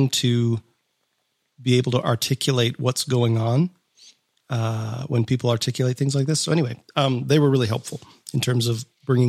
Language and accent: English; Fairmont, Minnesota, United States; I was born in Minneapolis and lived most of my life in a little town called Fairmont.